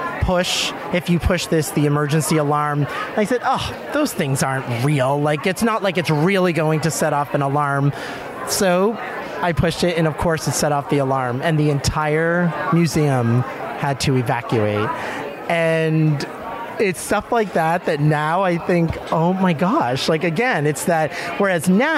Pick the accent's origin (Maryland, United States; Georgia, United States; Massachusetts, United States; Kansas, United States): Massachusetts, United States; Boston; I am from Boston, Massachusetts